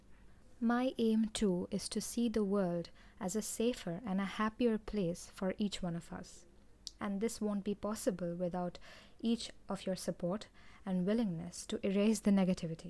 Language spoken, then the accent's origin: English; India; I am from India, and I have seen and grown up among people who nurture such negativity in their minds